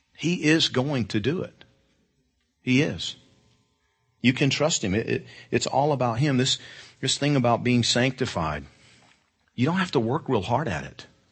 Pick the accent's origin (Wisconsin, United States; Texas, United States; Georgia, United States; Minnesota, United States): Georgia, United States; I'm from Georgia.